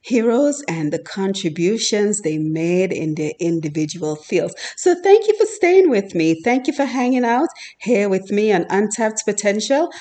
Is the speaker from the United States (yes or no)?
no; Dominica; moved away; born and raised in Dominica